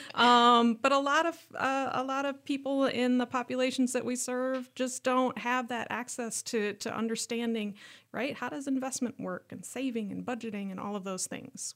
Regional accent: Worthington, Minnesota, United States; moved away; I grew up in a small city in southwest Minnesota called Burlington

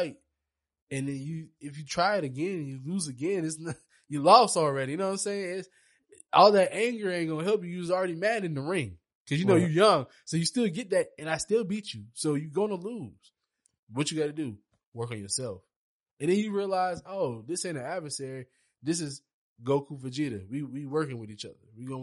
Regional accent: Charleston, United States; in Charleston growing up

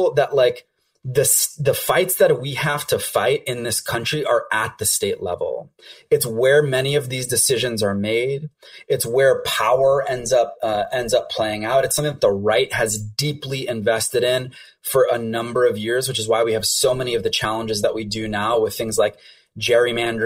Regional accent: Flint, Michigan, United States; moved away as an adult; also born or lived in Boston; I grew up in Flint. That's home for me.

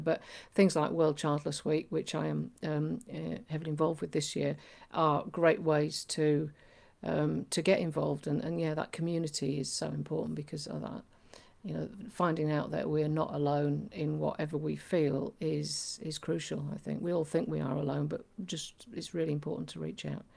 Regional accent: Yorkshire and the Humber, United Kingdom; I'm from Yorkshire

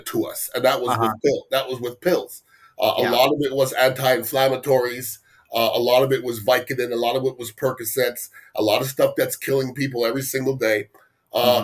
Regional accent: Canada; also born or lived in Tampa Bay, Florida; now in Tampa, United States; I was born in Canada. My parents are West Indian.

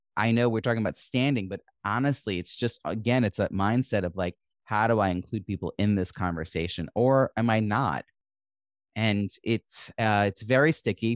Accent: New York, United States; I'm raised New Yorker

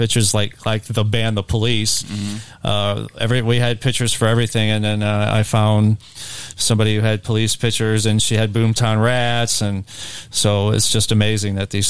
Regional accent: Ferguson, Missouri, United States; I'm from Ferguson.

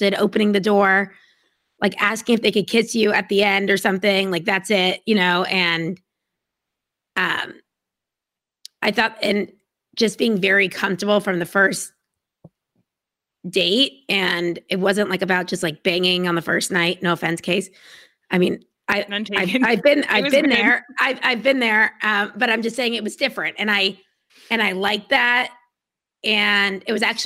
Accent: United States; I'm American

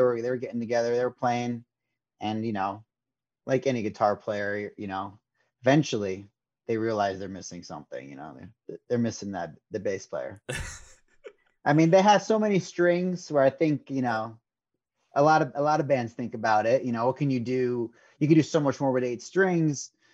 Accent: Fairfield County, Connecticut, United States; growing up in Connecticut

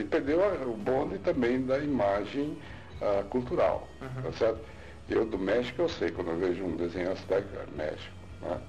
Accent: São Paulo, Brazil; Eu nasci em São Paulo

